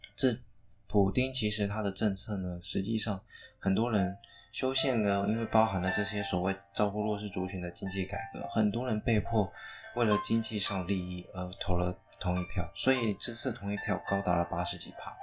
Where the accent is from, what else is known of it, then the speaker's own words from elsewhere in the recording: Taiwan; 当然我是台湾人，好，我身为一个台湾人